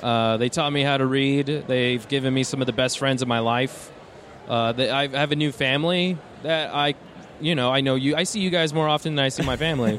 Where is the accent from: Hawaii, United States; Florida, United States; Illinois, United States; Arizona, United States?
Arizona, United States; Tucson; I'm from Tucson